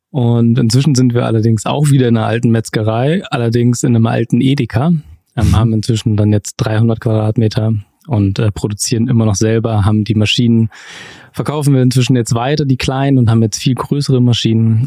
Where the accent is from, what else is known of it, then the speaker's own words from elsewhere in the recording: Wilhelmshaven, Lower Saxony, Germany; now in Munich, Germany; Sebastian und ich sind zusammen groß geworden in Wilhelmshaven, in der Nordsee